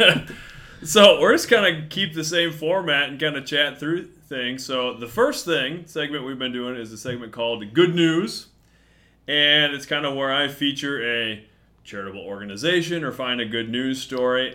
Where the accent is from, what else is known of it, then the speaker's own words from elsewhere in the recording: Mason City, Iowa, United States; I grew up in Mason City, north end of Mason City